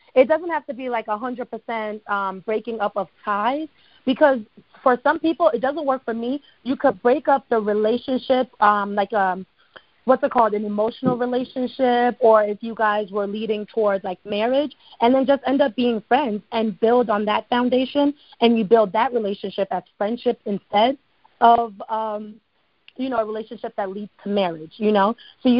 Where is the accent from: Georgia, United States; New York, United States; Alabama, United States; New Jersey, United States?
New Jersey, United States; also born or lived in Ghana; now in Atlanta, United States; What's so interesting about me? I'm from Jersey. I currently live in Atlanta, straight from Ghana.